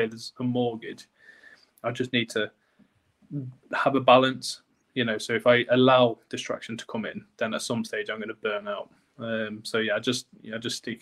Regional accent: North East Lincolnshire, Yorkshire and the Humber, United Kingdom; now in York, United Kingdom; my hometown in Northeast Lincolnshire

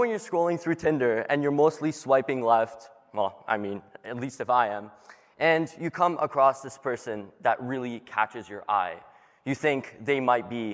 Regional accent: Toronto, Ontario, Canada; I'm from Toronto, and I'm 17 years old.

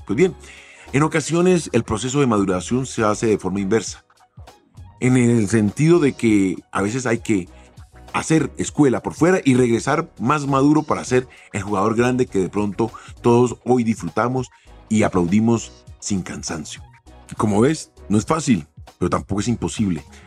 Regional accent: Colombia; un arraigo hacia mi tierra, para que mis hijas entendieran de dónde venía

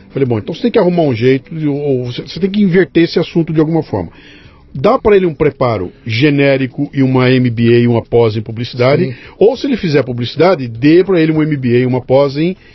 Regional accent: São Paulo, Brazil; Eu nasci em São Paulo mesmo. Tá. Eu sou daqui de São Paulo.

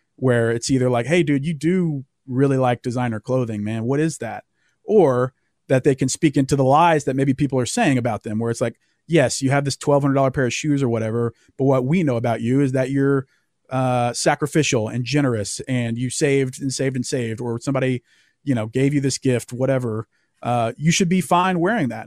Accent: the Southern United States, United States; growing up in the South

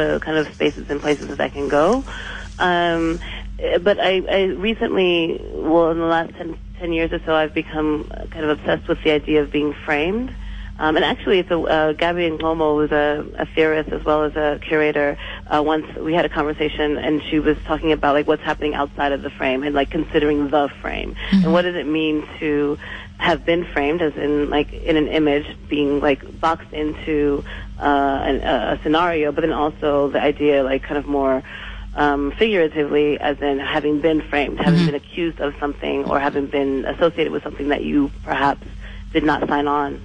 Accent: United States; moved away as an adult; now in South Africa; I'm from the U.S.

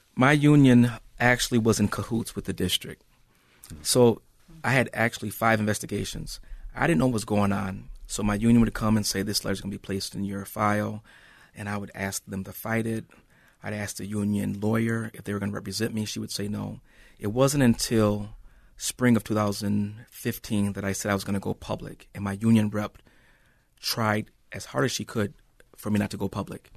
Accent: Saint Paul, Minnesota, United States; I'm born and raised in Saint Paul

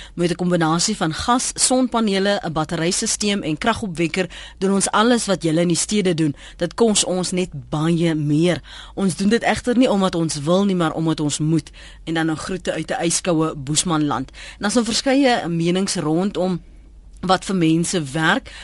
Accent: Cape Town, Western Cape, South Africa; in my kinderjare op die Kaapse vlakte

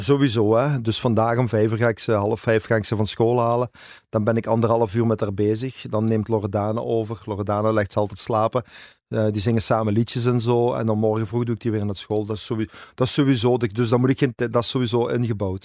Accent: Zonhoven, Flanders, Belgium; also born or lived in Hasselt / Ibiza; ik heb eigenlijk heel mijn leven in Zonhoven gewoond. Ik ben een Zonhovenaar en hart en ziel. Ik ben eigenlijk geboren in Hasselt, maar dat is eh, vlak bij Zonhoven.

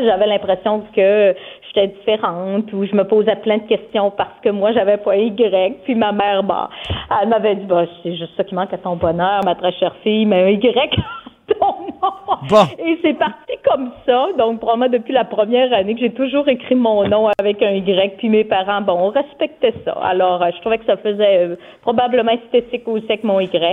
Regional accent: Saint-Ambroise, Quebec, Canada; also born or lived in Jonquière; now in Quebec City region, Canada; Je suis native de Saint-Ambroise

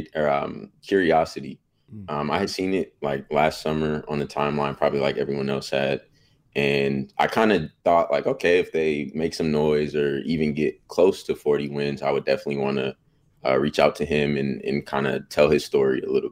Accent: Bay Area, California, United States; moved away as an adult; now in Sacramento, United States; I'm from the Bay Area, so I got to see Warriors growing up

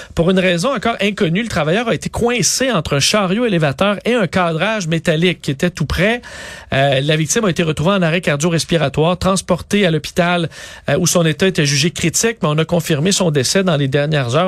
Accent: Montreal, Quebec, Canada; chez nous, à Montréal

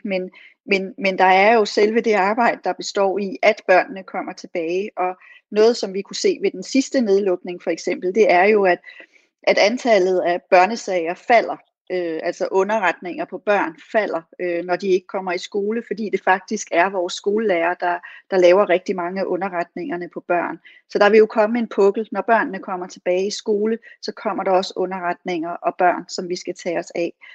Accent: Odense, Southern Denmark, Denmark; i Odense, hvor jeg kommer fra

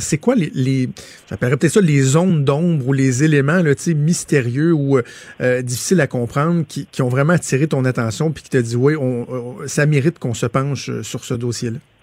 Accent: Laval, Quebec, Canada; je, suis suis natif de Laval, j'ai grandi à Laval

